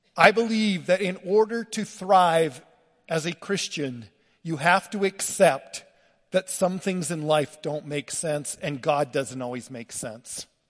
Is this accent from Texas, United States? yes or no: no; LaGrange, Wyoming, United States; moved away; I grew up in LaGrange, Wyoming, rough, tough cowboy